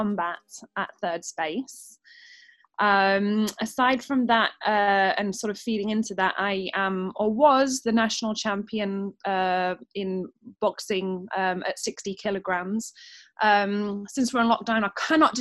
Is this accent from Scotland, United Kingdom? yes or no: no; Doncaster, Yorkshire and the Humber, United Kingdom; I'm from Doncaster